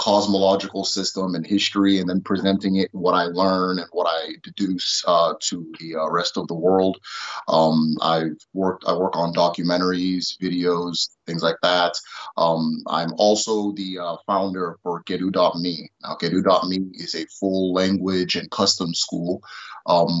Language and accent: English; Nebraska, United States; also born or lived in Nigeria / Imo State, Nigeria; So I ended up growing up in Nebraska for a lot of times